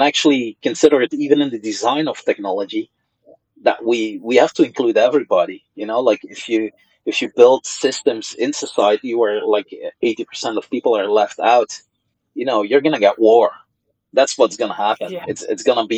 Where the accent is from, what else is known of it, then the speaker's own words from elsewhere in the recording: Flanders, Belgium; first language Dutch (Flemish); English is a second language; now in Brussels, Belgium; my mother tongue is Dutch, is Flemish